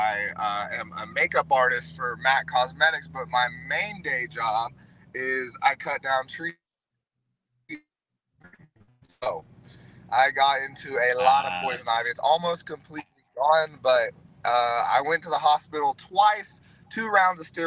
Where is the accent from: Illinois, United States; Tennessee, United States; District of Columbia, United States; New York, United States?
Tennessee, United States; Knoxville; Bianca Belair is from my hometown. We went to the same high school, same time